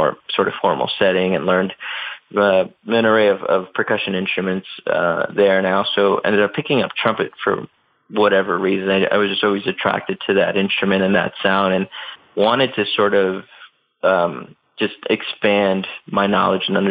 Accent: Chicago, Illinois, United States; growing up in Chicago, obviously massive sports fan

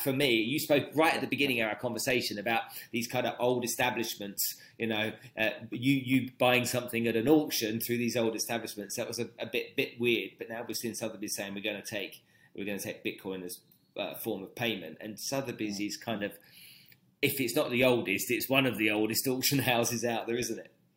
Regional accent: Nigeria; moved away; also born or lived in London; I grew up in Nigeria

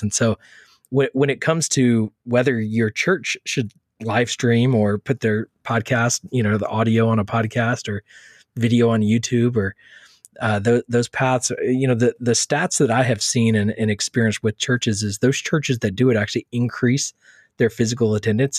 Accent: Texas, United States; moved away as an adult; now in New York City, United States; born and raised in Texas

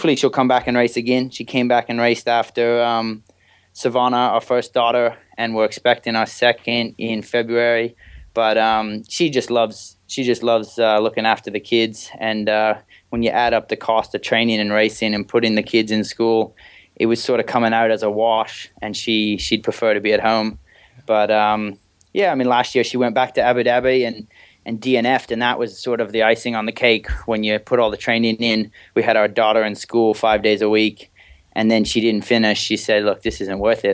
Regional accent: Bermuda; accent: mutt, bit of everything; when people ask about my accent, I say I'm a mutt, bit of everything. But yeah, I was born and raised in Bermuda.

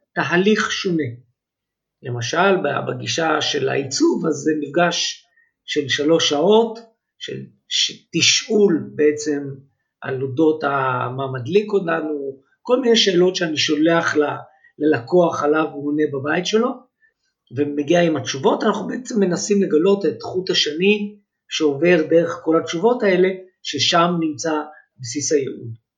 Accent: Ness Ziona, Central District, Israel; also born or lived in Holon / Rishon LeZion / Herzliya Gymnasium, Tel Aviv; אני גדלתי בנס ציונה, זאת אומרת, נולדתי בחולון, עברנו לראשון, עברנו לנס ציונה

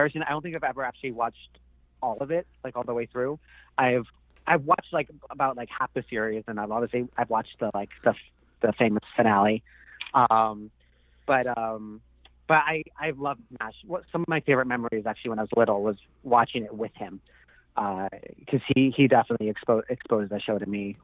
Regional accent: Winchester, Massachusetts, United States; moved away; I grew up in the suburb, a town called Winchester

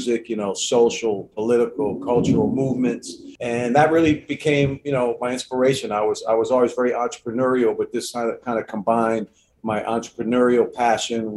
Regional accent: Washington, District of Columbia, United States; growing up in Washington, D.C. I'm born and raised in D.C.

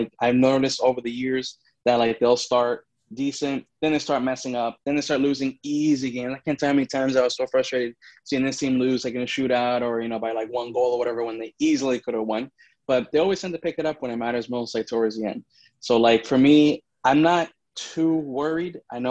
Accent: New York, United States; And then, like, obviously, since I'm a New Yorker, like, I would rank my top 2 teams, like, the Rangers, the Islanders

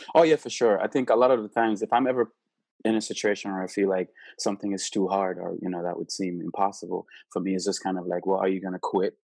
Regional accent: Saint Elizabeth, Jamaica; now in California, United States; growing up in St. Elizabeth

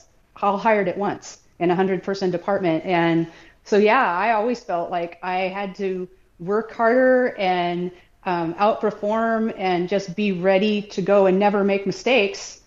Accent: Southwest Washington, United States; I grew up in Southwest Washington with a normal family with the normal standard American diet.

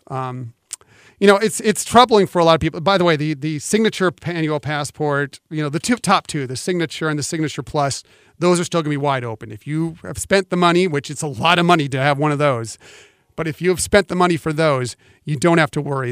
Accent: West Coast, United States; now in San Diego, United States; I grew up on the West Coast. I grew up going to Disneyland

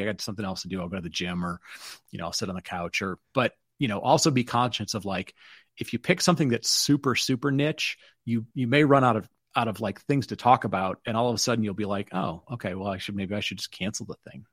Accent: Detroit, Michigan, United States; I grew up in Detroit

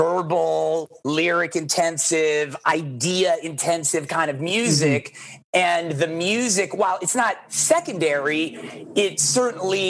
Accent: Southern California, United States; growing up in Southern California

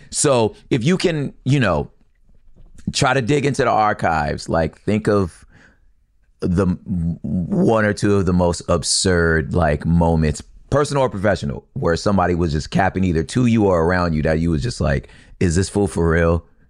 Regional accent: Los Angeles, California, United States; I'm from L A. I'm like, I grew up in South Central and surrounding areas

